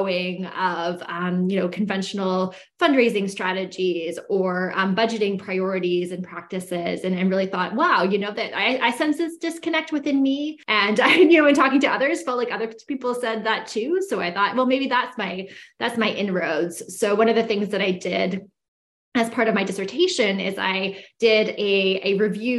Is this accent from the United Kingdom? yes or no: no; Canada; moved away as an adult; now in United States; I grew up in Canada, what is, you know, colonially known as Canada.